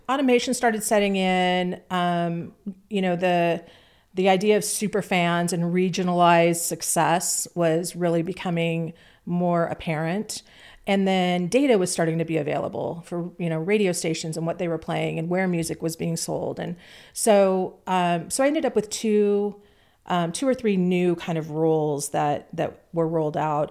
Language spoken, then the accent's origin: English; Orange County, California, United States; now in Nashville, United States; grew up in Orange County, California